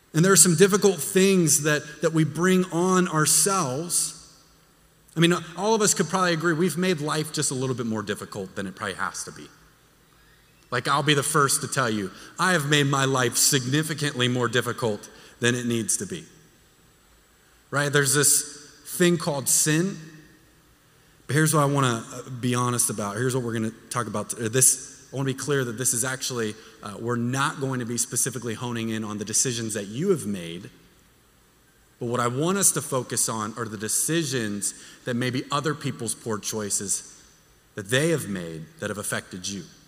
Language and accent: English; Texas, United States; moved away; I'm from Texas. I don't do cold.